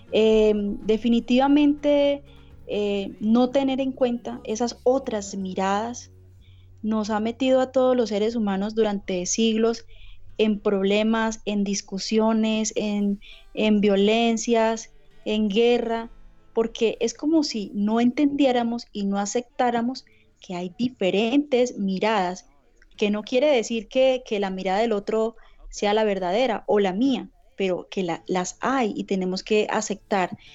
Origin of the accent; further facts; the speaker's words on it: Cúcuta, Norte de Santander, Colombia; Yo soy de Cúcuta, norte de Santander, eh, Cúcuta es la frontera, está en la frontera, somos vecinos de Venezuela